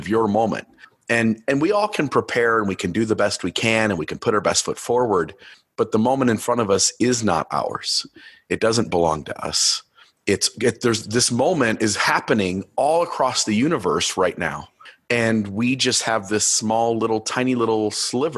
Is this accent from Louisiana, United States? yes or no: no; Ohio, United States; I grew up in Ohio and I'm a huge Cleveland Cavaliers fan.